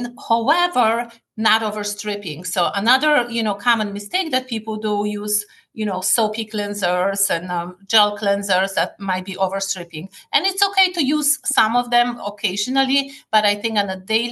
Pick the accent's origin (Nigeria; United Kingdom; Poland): Poland; moved away as an adult; also born or lived in Paris, France; now in United States; Growing up in Poland